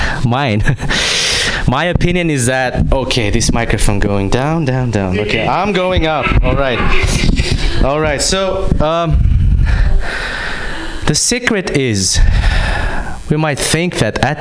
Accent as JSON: {"language": "English", "country": "Kazakhstan", "moved": "yes", "said": "I'm from Kazakhstan"}